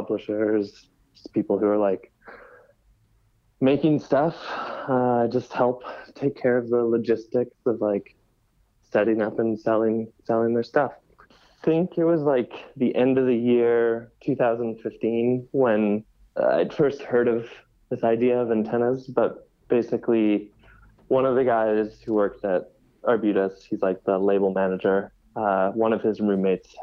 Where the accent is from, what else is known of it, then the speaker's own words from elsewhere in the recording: Saskatoon, Saskatchewan, Canada; moved away as an adult; now in Montreal, Canada; I come from Saskatoon, Saskatchewan, and had been throwing events and putting on parties there since high school.